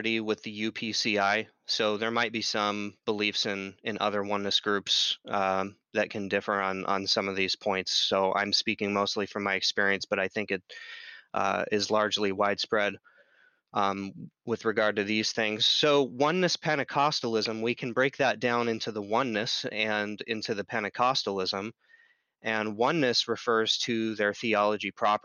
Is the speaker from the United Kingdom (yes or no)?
no; Southeast Idaho, United States; my hometown in Southeast Idaho